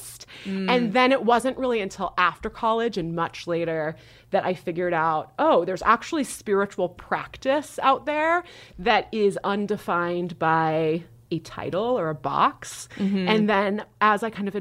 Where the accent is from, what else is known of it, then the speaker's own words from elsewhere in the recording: Nebraska, United States; I was raised in Nebraska